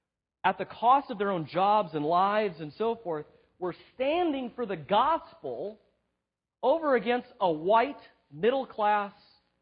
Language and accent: English; Southern California, United States; white, middle class, born and raised in Southern California.